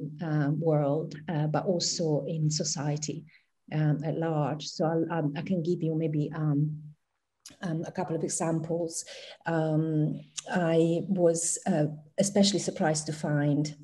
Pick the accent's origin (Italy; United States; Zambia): Italy; first language Italian; English is a second language; moved away as an adult; now in United Kingdom; My first language is Italian